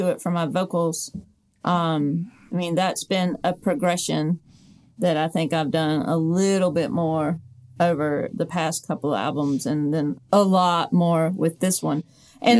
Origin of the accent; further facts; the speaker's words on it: the South, United States; accent: Southern; also born or lived in Atlanta; if I talked too Southern